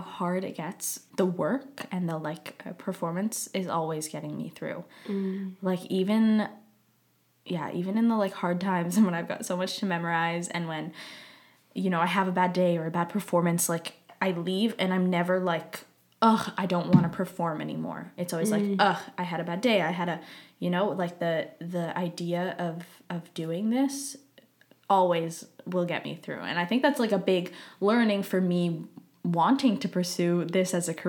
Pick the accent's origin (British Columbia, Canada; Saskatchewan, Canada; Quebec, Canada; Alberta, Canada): Saskatchewan, Canada; Saskatoon; moved away; I'm from Saskatoon.